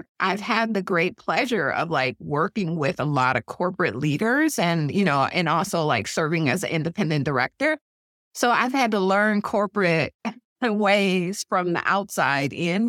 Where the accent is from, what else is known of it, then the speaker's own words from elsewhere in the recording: Detroit, Michigan, United States; moved away; I grew up in Detroit.